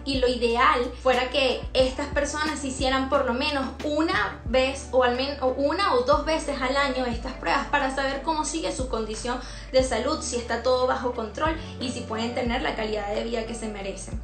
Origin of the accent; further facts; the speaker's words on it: Venezuela; si somos venezolanos